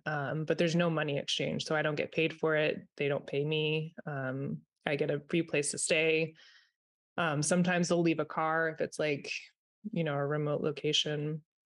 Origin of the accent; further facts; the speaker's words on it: Vermont, United States; I'm in Vermont. I am from Vermont.